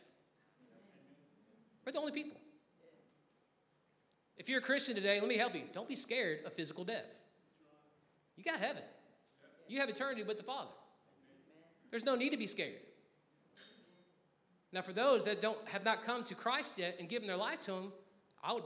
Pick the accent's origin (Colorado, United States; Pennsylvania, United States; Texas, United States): Texas, United States; moved away; I'm from Texas, and I said that very Texanly just now